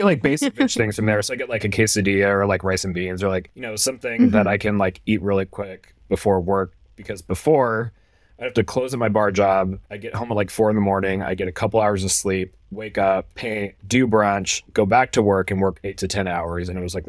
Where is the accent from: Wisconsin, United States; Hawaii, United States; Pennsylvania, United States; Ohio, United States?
Hawaii, United States; I grew up in Hawaii, so I know a lot of the history and a lot of what went on there, because I lived there and grew up there.